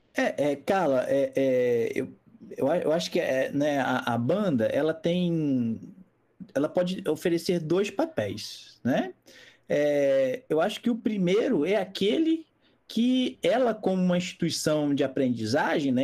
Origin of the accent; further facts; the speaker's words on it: Rio de Janeiro, Brazil; moved away; also born or lived in Mar de Espanha, Minas Gerais; eu sou carioca